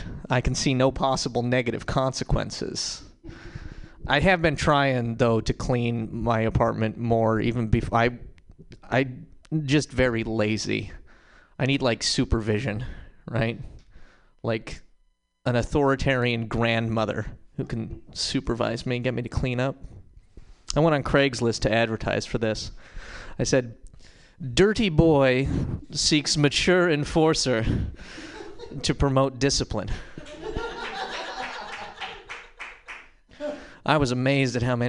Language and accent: English; Montana, United States; moved away; also born or lived in Berkeley; I'm from Montana